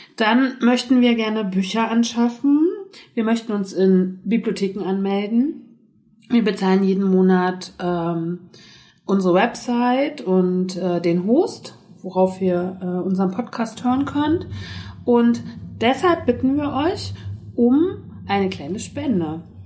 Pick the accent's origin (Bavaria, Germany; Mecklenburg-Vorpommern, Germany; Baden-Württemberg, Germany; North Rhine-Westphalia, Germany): Mecklenburg-Vorpommern, Germany; Ich bin ja aus Mecklenburg-Vorpommern